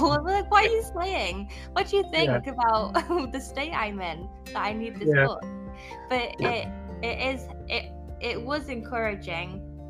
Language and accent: English; United Kingdom; me being British